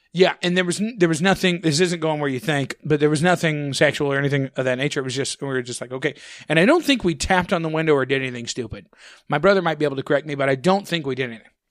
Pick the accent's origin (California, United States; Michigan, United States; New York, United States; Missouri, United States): Missouri, United States; St. Ann; growing up in Saint Ann